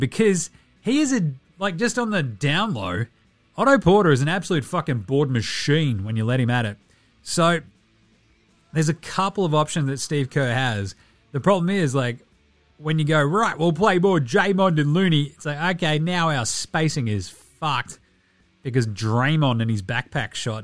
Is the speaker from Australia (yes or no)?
yes; Australia; I'm Australian